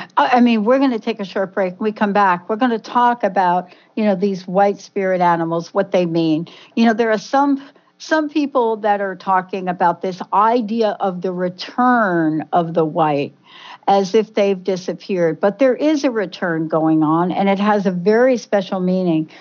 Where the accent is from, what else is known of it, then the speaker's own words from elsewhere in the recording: New Jersey, United States; we are two girls from Jersey